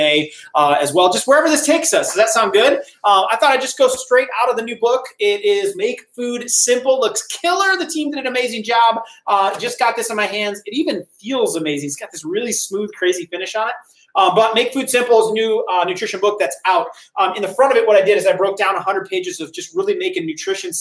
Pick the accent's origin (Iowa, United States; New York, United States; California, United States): Iowa, United States; Decorah; moved away; I am originally from Decorah, Iowa